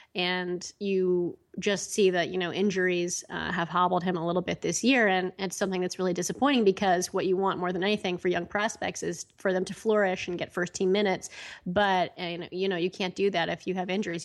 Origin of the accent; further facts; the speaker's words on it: Bay Area, California, United States; moved away as an adult; also born or lived in Los Angeles, United States / New York, United States; I was born and raised in the Bay Area